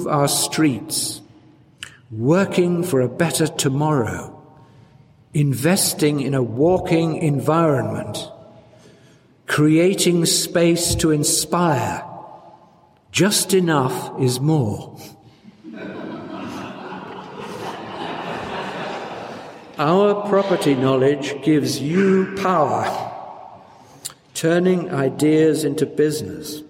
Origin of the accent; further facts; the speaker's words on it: South Wales, United Kingdom; moved away as an adult; now in London, United Kingdom; I grew up in South Wales